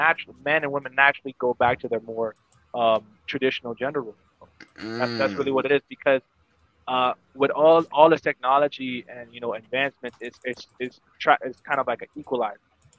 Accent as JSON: {"language": "English", "area": "Broward County", "region": "Florida", "country": "United States", "tie": "born or raised there", "also_born_or_lived": "Bahamas", "lives_now": "Orlando, United States", "said": "I grew up in Broward, but then I moved and I lived in the Bahamas for like 7 years, and then I came back here"}